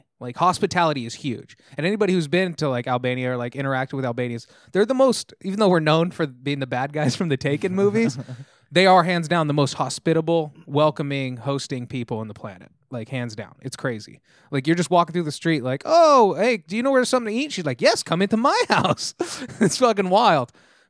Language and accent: English; Tennessee, United States; Hello, I'm from Tennessee.